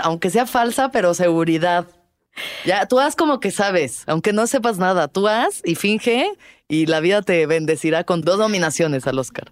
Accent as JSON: {"language": "Spanish", "country": "Mexico"}